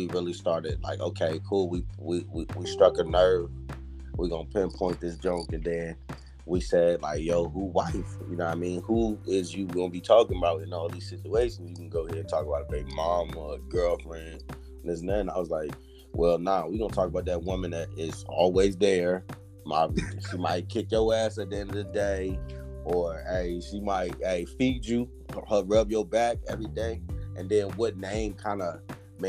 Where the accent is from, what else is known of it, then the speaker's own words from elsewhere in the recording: Waynesboro, Virginia, United States; also born or lived in Farmville, Virginia / Charlottesville, Virginia; I'm from Waynesboro, Virginia